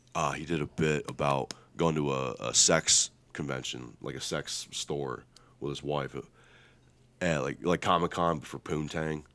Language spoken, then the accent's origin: English; Lima, Ohio, United States; based out of Lima, Ohio. My hometown